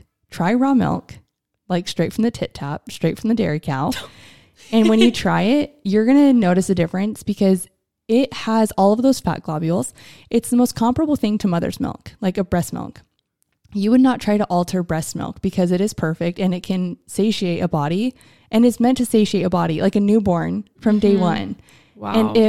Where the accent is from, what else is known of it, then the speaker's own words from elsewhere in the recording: United States; as an American